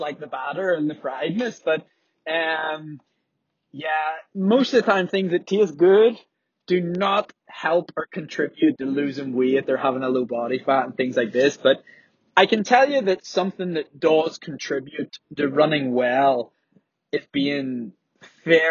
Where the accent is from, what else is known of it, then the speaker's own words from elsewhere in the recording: Belfast, Northern Ireland, United Kingdom; I'm from Belfast